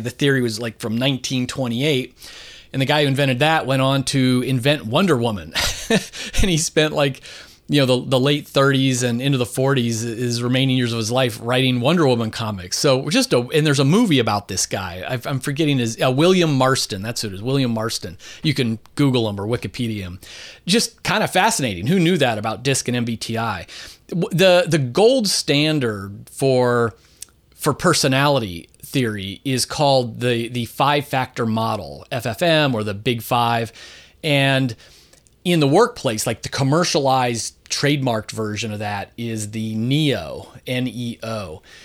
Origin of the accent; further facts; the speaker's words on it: Philadelphia, Pennsylvania, United States; I'm coming to you today from my hometown of Philadelphia, Pennsylvania